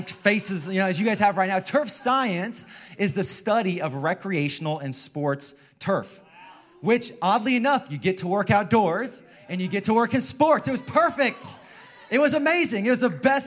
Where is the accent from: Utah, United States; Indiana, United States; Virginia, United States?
Indiana, United States; moved away as an adult; now in San Jose, United States; I hail from the state of Indiana, Midwest in the house.